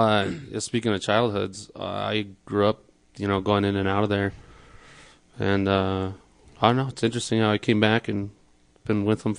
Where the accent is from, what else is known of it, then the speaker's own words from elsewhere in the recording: Florida, United States; I'm from Florida.